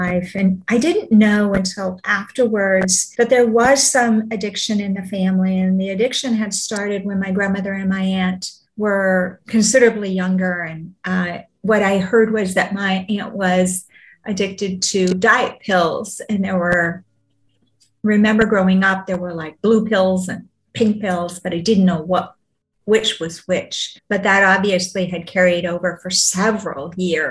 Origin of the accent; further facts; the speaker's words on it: Vancouver, British Columbia, Canada; I'm actually from Vancouver